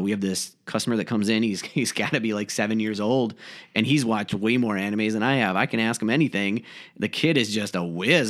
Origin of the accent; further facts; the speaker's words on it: Faribault, Minnesota, United States; moved away as an adult; now in Rochester, United States; Originally, I'm actually from Faribault, Minnesota